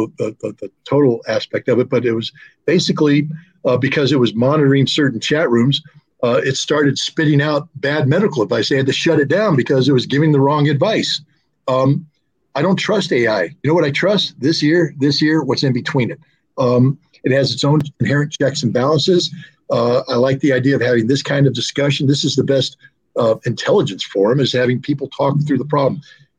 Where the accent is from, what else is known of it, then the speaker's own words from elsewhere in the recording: Germany; Because I grew up in West Germany.